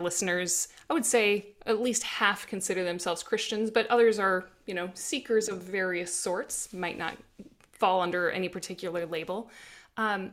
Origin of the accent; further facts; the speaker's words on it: South Dakota, United States; growing up in South Dakota